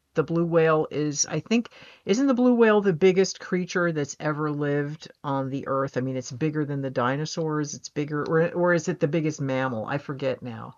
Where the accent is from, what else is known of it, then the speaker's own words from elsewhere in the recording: United States; I'm American.